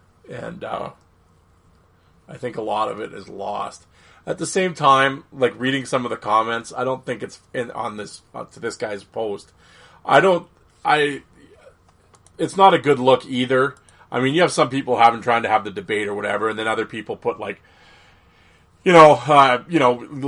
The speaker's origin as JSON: {"language": "English", "country": "Canada", "said": "as a fan of the page, as a Canadian, I have my own top 5 enforcers list."}